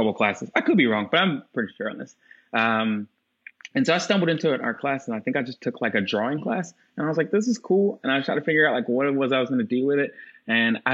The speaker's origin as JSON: {"language": "English", "town": "Asheville", "region": "North Carolina", "country": "United States", "tie": "born or raised there", "also_born_or_lived": "Virginia / Chicago", "moved": "as an adult", "said": "we moved to Asheville, North Carolina when I was young. So I grew up there"}